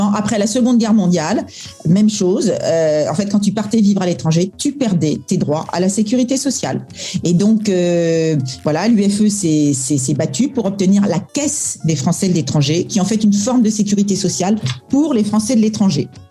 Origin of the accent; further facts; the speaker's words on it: France; now in Singapore; on est français